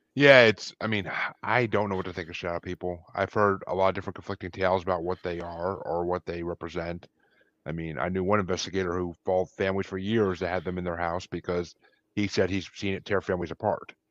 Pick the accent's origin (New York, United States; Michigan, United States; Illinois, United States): New York, United States; Kingston; moved away; I'm originally from New York, actually, but, I mean, still, it's the Northeast